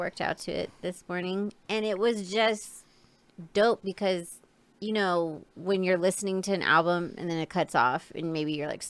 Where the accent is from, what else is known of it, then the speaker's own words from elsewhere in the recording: West Coast, United States; moved away; I'm from West Coast, but when I came out to Detroit